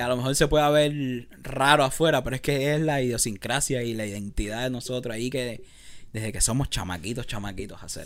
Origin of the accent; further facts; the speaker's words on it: Cuba; now in Los Angeles, United States; algo de mi cultura, algo de, lo que es cubano